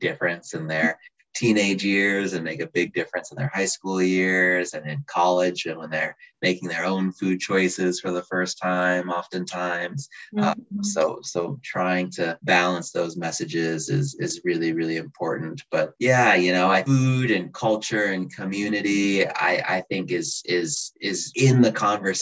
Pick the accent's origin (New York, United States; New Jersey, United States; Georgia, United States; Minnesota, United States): Minnesota, United States; just outside of Minneapolis; moved away as an adult; also born or lived in St. Louis / Boston; now in Seattle, United States; I grew up just outside of Minneapolis in Minnesota